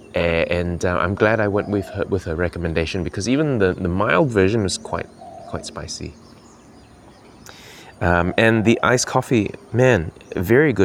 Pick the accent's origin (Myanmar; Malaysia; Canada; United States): Malaysia; Kuching, Sarawak; now in New Zealand; returning to my hometown in Kuching and reoccupying physical spaces that I recall from childhood